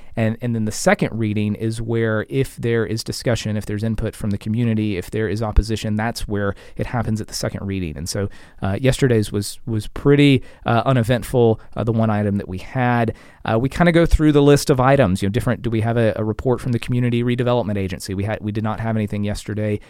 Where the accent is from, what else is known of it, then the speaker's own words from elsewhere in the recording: Bartow, Florida, United States; moved away as an adult; now in Lakeland, United States; I'm a Lakeland, proud Lakeland resident, but, um, I hail from Bartow, and, and Mister Dixon went to Union Academy. I went to Union Academy as well